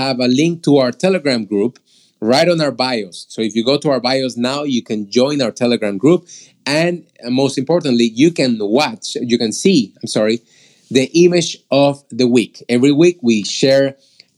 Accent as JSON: {"language": "English", "country": "Peru", "moved": "yes", "said": "that's where I am from originally. I'm from Peru."}